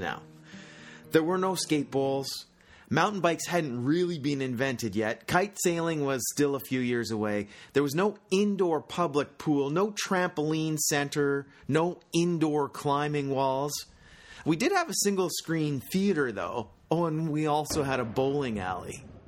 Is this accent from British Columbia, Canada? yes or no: yes; Squamish, British Columbia, Canada; I was born in Squamish. The year was nineteen sixty-nine at Squamish General Hospital.